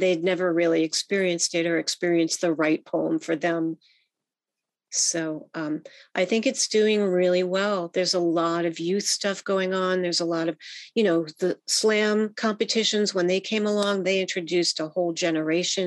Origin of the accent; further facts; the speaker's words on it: Bethesda, Maryland, United States; now in San Francisco, United States; where I grew up in Bethesda, Maryland, which is a suburb of Washington, D.C.